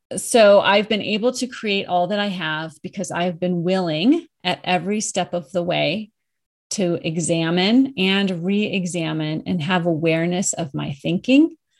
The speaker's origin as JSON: {"language": "English", "region": "Colorado", "country": "United States", "tie": "born or raised there", "moved": "as an adult", "said": "I moved back to my home state of Colorado, where I am now"}